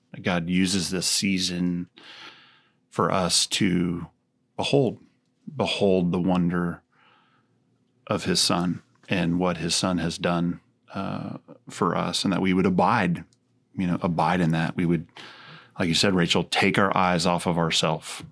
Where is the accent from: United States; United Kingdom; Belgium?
United States; Texas; growing up in Texas